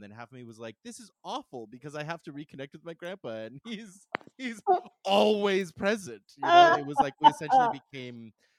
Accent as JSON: {"language": "English", "town": "Calgary", "region": "Alberta", "country": "Canada", "also_born_or_lived": "Vancouver", "moved": "yes", "said": "I'm from Calgary originally."}